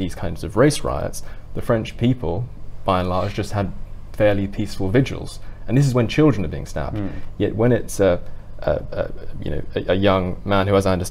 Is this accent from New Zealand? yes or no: no; United Kingdom